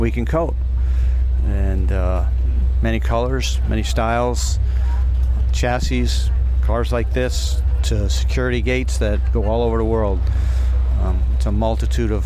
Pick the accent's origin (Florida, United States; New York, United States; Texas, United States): New York, United States; Schenectady; from Schenectady, New York